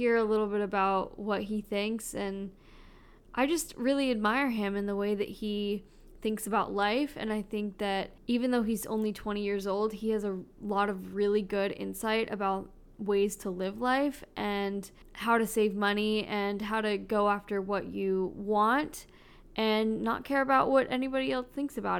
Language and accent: English; Dallas, Texas, United States; we grew up in Dallas